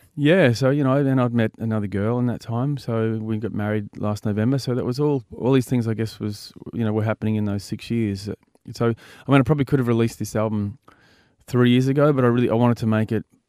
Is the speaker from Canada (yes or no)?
no; Byron Bay, New South Wales, Australia; I'm from Byron Bay